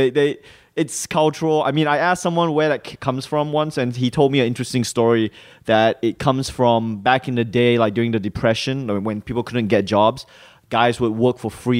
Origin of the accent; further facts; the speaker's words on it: Malaysia; also born or lived in Singapore; now in Australia; when I was growing up in Malaysia and Singapore, the US dollar was like seen, for some reason, I just saw that as the ultimate currency.